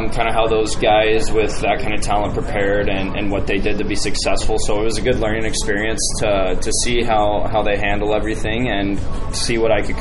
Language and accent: English; Westfield, Indiana, United States; I was just playing on the local youth team